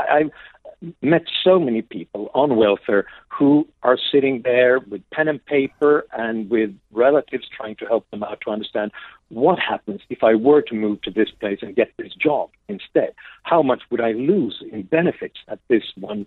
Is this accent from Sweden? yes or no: yes; Sweden; I grew up in Sweden in the 70s and 80s.